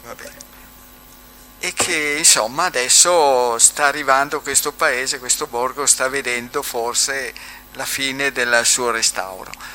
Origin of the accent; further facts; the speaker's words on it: Bobbio, Emilia-Romagna, Italy; sono di Bobbio